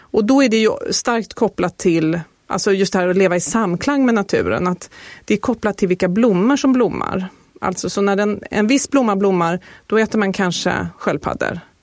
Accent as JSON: {"language": "Swedish", "country": "Sweden", "said": "som svensk"}